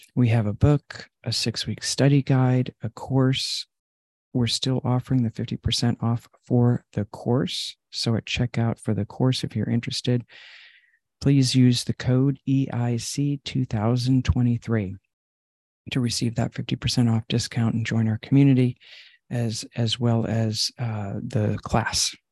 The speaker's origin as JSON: {"language": "English", "area": "Long Island", "region": "New York", "country": "United States", "tie": "born or raised there", "said": "I grew up in Long Island"}